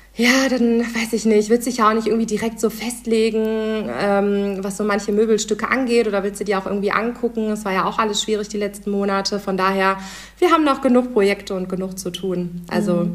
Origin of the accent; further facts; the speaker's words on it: Husum, Schleswig-Holstein, Germany; now in Düsseldorf, Germany; ursprünglich äh, komme ich nämlich aus Husum